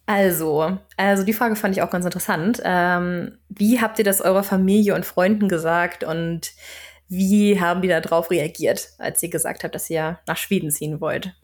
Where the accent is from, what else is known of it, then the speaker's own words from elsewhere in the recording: Flensburg, Schleswig-Holstein, Germany; also born or lived in Berlin / Canada; now in Stockholm, Sweden; ich komme ursprünglich aus Flensburg und bin dann später nach Berlin gezogen, habe da knapp sechs Jahre gewohnt